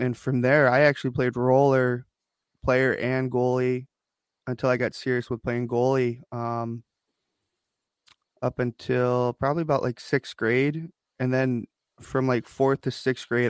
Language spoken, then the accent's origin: English; Detroit, Michigan, United States; also born or lived in South Korea; I was adopted from South Korea when I was about 4 months old. Two loving parents, Vicky Terry Bomarito here in Detroit, Michigan, Metro Detroit.